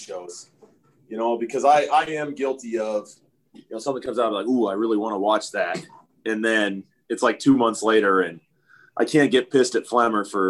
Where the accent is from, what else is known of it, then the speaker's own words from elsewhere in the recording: Nebraska, United States; growing up in Nebraska